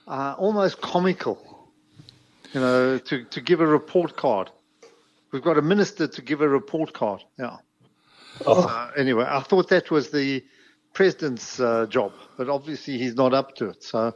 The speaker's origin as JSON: {"language": "English", "country": "South Africa", "said": "I'm not despondent. I'm just a South African."}